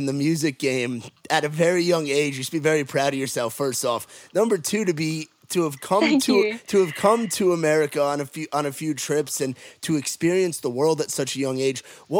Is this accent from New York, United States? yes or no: yes; New York, United States; So I'm originally from New York. So we say like coffee, awesome, awful.